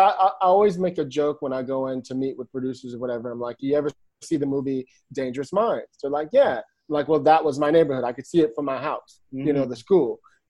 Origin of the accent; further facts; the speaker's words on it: Detroit, Michigan, United States; born there; also born or lived in Brooklyn; now in Palo Alto, United States; I was born in Detroit. My father was a military guy, so I'm a military brat. So we traveled around a little bit. We moved to Brooklyn when I was two